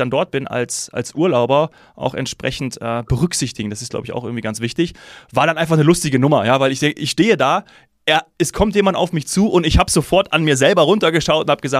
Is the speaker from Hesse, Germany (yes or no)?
yes; Hesse, Germany; weil ich als Hesse ähm, auch so ein bisschen ein Herz habe für Eintracht Frankfurt